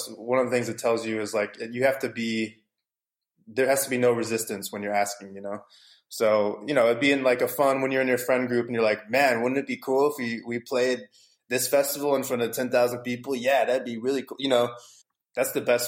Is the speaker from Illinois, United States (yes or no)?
no; St. Louis, Missouri, United States; now in California, United States; I'm from St. Louis, Missouri, originally. So when I was growing up there